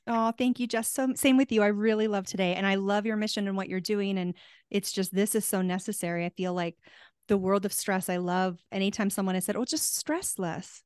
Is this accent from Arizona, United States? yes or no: yes; Tucson, Arizona, United States; moved away; I'm from Tucson originally, and we have the Gem and Mineral Show there